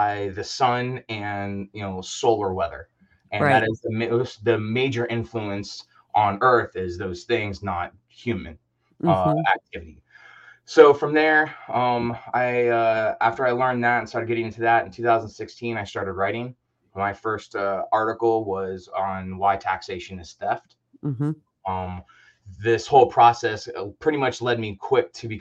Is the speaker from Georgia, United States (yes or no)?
no; Orlando, Florida, United States; moved away as an adult; Early on, I grew up in Orlando, spent a lot of time there